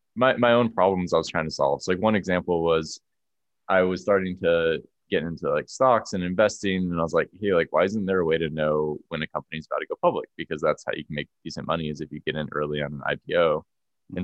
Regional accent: Orange County, California, United States; moved away as an adult; also born or lived in Santa Barbara, California / San Francisco, California; now in Boulder, United States; i'm from california yeah so i grew up in orange county

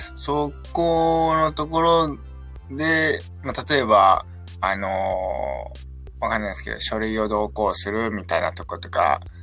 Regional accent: Okayama, Japan; 岡山生まれ、岡山育ちの、あの、田舎のペーペー

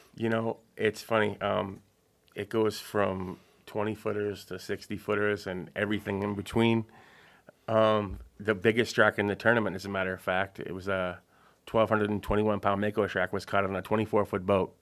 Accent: Marshfield, Massachusetts, United States; I grew up in Marshfield

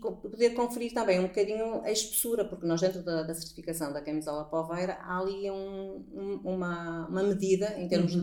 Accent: Póvoa de Varzim, North, Portugal; accent: northern (pronúncia do norte); dizem que nós temos uma pronúncia do norte

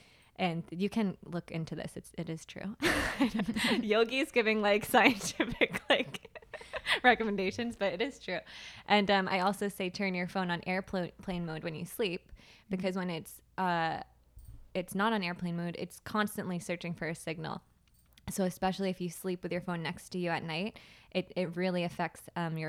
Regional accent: Plymouth, Massachusetts, United States; I'm from Plymouth, Massachusetts, and I lived there for most of my life until I went to college in St. Augustine, Florida, and that was, like, my first experience pretty much outside of Massachusetts.

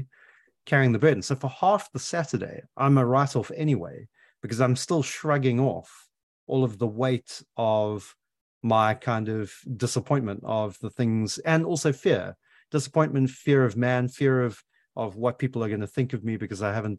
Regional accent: South Africa; now in United Kingdom; that's deeply embedded into my psyche as a South African

